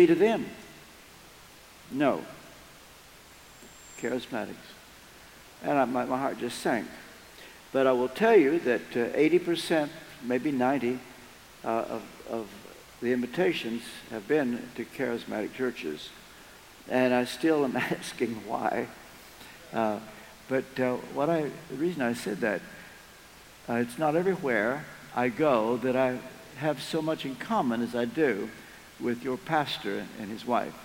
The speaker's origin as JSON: {"language": "English", "region": "Kentucky", "country": "United States", "tie": "born or raised there", "also_born_or_lived": "England", "moved": "as an adult", "said": "I'm from Kentucky. And I grew up here, but we went to England back in 1973 and virtually lost contact with our own country."}